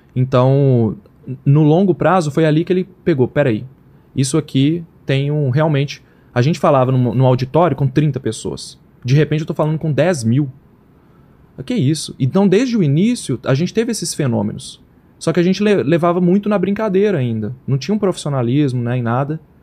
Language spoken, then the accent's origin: Portuguese; Belo Horizonte, Minas Gerais, Brazil; a gente é de Belo Horizonte